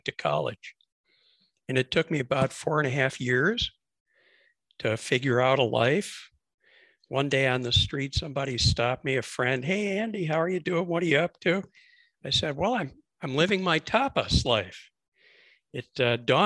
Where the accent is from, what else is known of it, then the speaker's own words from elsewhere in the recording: Mexico City, Mexico; accent: Chicago; also born or lived in Chicago, United States; I'm originally from Chicago, as you can probably tell from the way I speak. But my dad was an entrepreneur, moved the family to Mexico when I was a kid. So I grew up in Mexico City